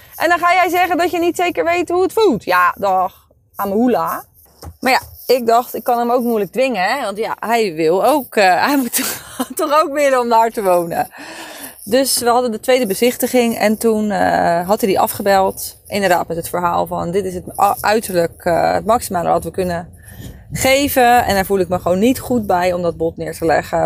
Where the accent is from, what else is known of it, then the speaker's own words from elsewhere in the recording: Leiden, South Holland, Netherlands; ik woon daar al mijn hele leven en ik ken daar iedereen